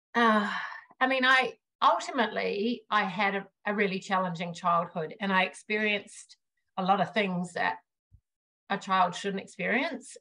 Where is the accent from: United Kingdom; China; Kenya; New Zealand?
New Zealand; moved away as an adult; now in Australia; I grew up in New Zealand. I live in Australia now